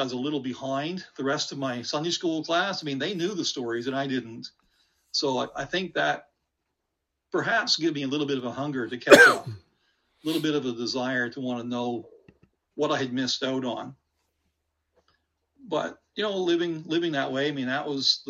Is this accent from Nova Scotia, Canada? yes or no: yes; Nova Scotia, Canada; now in St. George's, Canada; was born in Nova Scotia in a very small little community